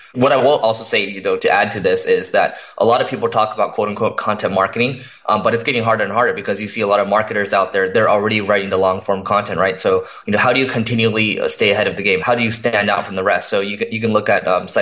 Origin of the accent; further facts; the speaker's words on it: Los Angeles, California, United States; I'm born and raised in Los Angeles.